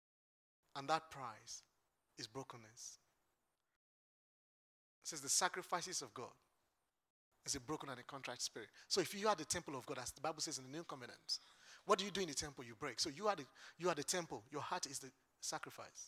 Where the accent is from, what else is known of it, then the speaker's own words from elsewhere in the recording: Lagos, Nigeria; now in United Kingdom; I am from Lagos Island.